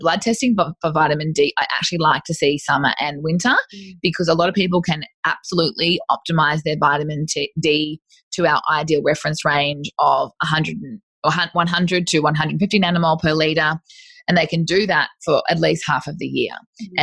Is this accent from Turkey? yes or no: no; North Queensland, Australia; I'm from North Queensland